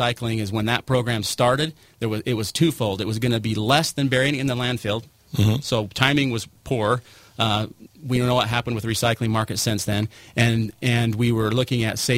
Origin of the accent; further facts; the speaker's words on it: St. George, Utah, United States; I grew up here in St. George. I also moved away to find my fortune and came back